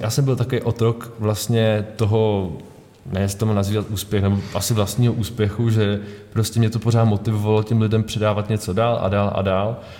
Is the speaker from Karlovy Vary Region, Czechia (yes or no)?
yes; Karlovy Vary, Karlovy Vary Region, Czechia; já jsem z Karlových Varů